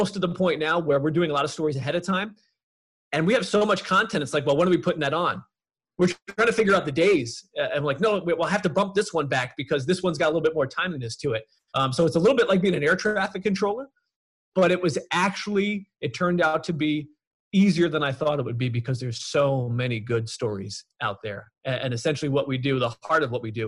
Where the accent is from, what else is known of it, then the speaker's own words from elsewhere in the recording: Long Island, New York, United States; When I was growing up on Long Island